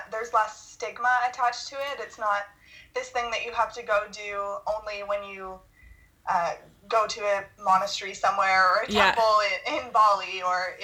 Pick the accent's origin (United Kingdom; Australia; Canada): Canada; Ottawa, Ontario; because I live in, or I'm from Ottawa, so I'd never seen something like that before.